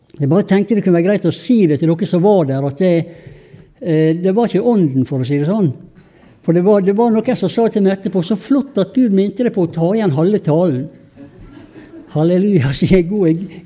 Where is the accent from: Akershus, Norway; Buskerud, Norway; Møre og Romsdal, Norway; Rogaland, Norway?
Møre og Romsdal, Norway; Sunnmøre; vi er jo sunnmøringer.